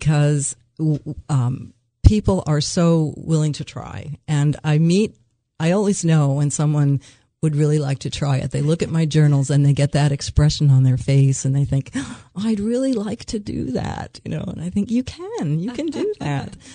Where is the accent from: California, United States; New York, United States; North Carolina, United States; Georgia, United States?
New York, United States; also born or lived in Phoenix, Arizona; now in Milford, Delaware, United States; We grew up in New York and we were at the beaches all summer, and then we spent 30 years of our lives in Phoenix in the desert